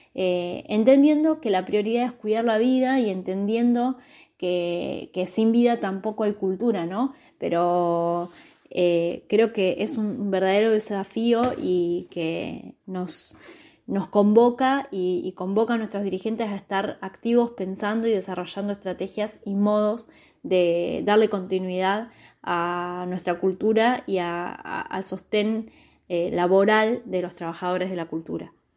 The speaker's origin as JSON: {"language": "Spanish", "town": "Bariloche", "region": "Río Negro", "country": "Argentina", "tie": "born or raised there", "said": "un lugar que es un icono turístico como Bariloche, que es mi ciudad natal"}